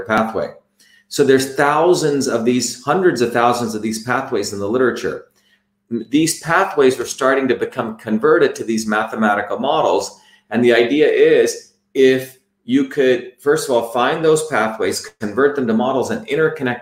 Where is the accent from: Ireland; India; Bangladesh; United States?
India; When I grew up in India